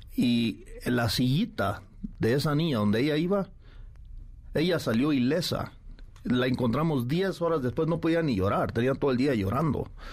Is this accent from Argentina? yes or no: no; Mexico; como mexicanos